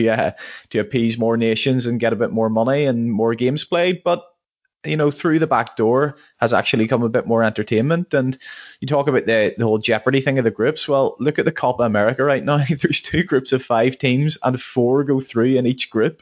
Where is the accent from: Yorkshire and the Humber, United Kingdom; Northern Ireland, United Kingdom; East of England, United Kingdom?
Northern Ireland, United Kingdom; we're obviously from Northern Ireland